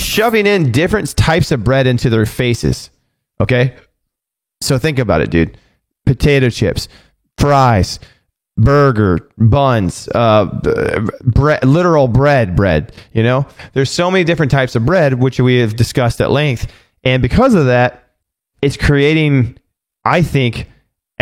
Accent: California, United States; I'm from California

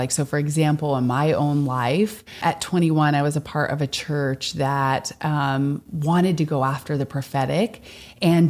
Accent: Vermont, United States; moved away as an adult; I ended up moving out of state from my home state of Vermont

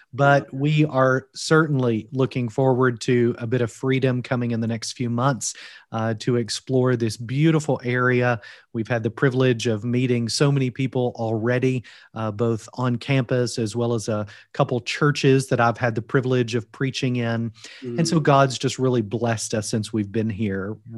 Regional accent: Kentucky, United States; moved away as an adult; now in Wales, United Kingdom; I am originally from Kentucky. As you can tell from my accent, I'm not from Wales originally. Both my wife and I moved to Wales after being called to serve at Union last July.

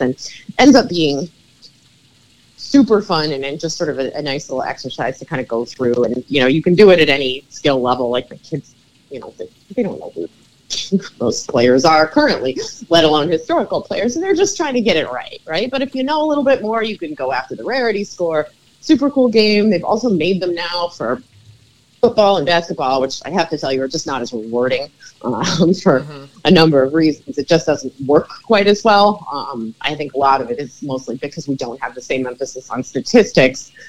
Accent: New York City, New York, United States; I'm a New Yorker, so quite familiar with the, the bridges of the area.

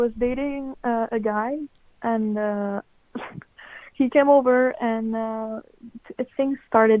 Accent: Canada; I'm from Canada, like the French part, so I might have a weird accent.

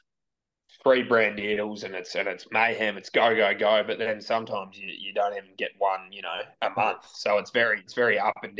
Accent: Melbourne, Victoria, Australia; I went to high school back where I grew up in Hawthorne, and that was Xavier College

